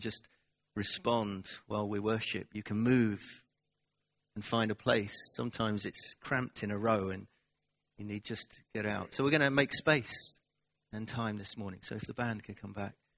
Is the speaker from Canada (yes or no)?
no; United Kingdom; we're British.